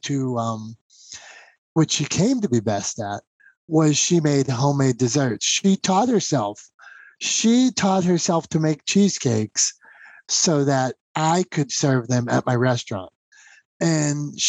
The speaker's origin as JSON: {"language": "English", "region": "Pennsylvania", "country": "United States", "said": "I'm from Pennsylvania"}